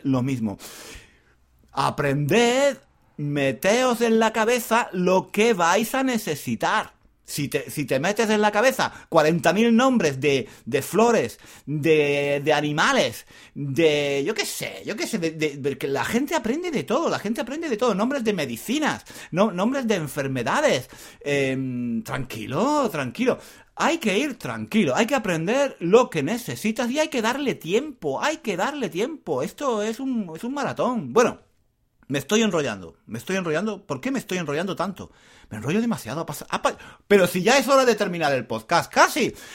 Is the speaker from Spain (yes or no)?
yes; Spain; soy español